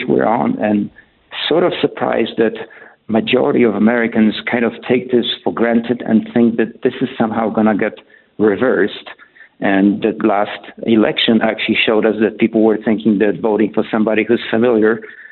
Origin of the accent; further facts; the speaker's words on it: Poland; moved away as an adult; also born or lived in Germany / Canada; now in Colorado, United States; I was born in Poland in the 60s.